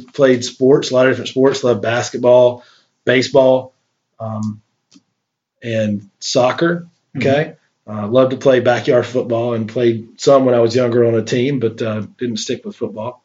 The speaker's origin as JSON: {"language": "English", "town": "Shelby", "region": "North Carolina", "country": "United States", "tie": "born or raised there", "said": "born January 26, 1975 in Shelby, North Carolina, which is a small town, a medium-sized town, about 45 minutes away from Charlotte, which is a big town and the largest city in North Carolina and kind of a banking center of the South. So, I enjoyed growing up in Shelby"}